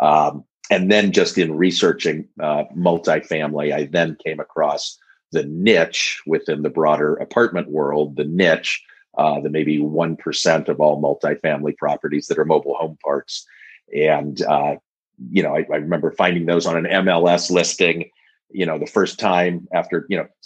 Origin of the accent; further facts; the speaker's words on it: Denver, Colorado, United States; I grew up in Denver.